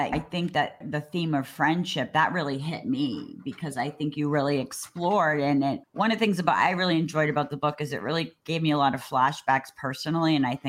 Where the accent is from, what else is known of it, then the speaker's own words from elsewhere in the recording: Cambridge, Massachusetts, United States; Sarah and I grew up in Cambridge